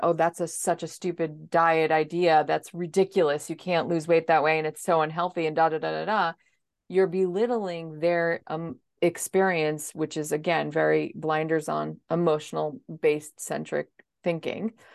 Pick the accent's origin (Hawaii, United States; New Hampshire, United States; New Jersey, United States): New Jersey, United States; I am actually from New Jersey, so I'm coming to you on the East Coast.